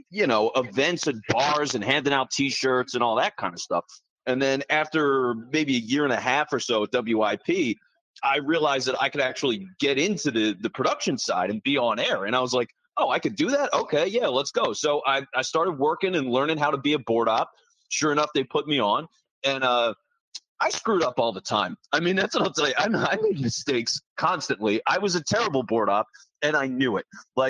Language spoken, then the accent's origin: English; Philadelphia, Pennsylvania, United States; me growing up in the Philly area